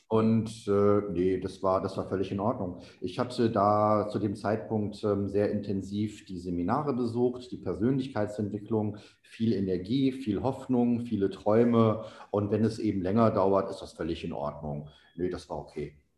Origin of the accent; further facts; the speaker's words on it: Oberhausen, North Rhine-Westphalia, Germany; moved away; also born or lived in Saxony / Panama / Colombia; ein Autohaus in meiner Heimatstadt Oberhausen im Ruhrgebiet